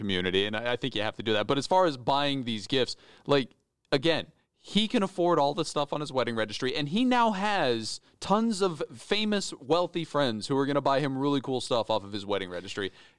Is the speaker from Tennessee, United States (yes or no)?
no; Idaho, United States; moved away; A small town in Idaho.